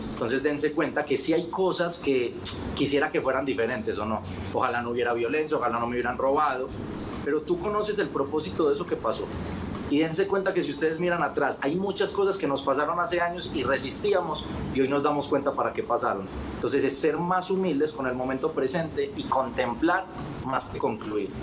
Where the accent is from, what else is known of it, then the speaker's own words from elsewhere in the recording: Colombia; mi país, en Colombia